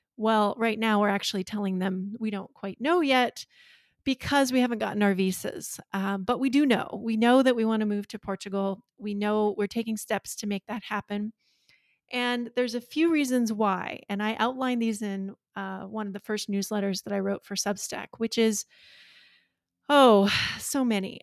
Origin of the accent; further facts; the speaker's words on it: near Glacier National Park, northern Montana, United States; also born or lived in Washington, D.C. / California / Colorado / Livingston, Montana; I grew up on a cattle ranch near here, and so uh, I live in my hometown now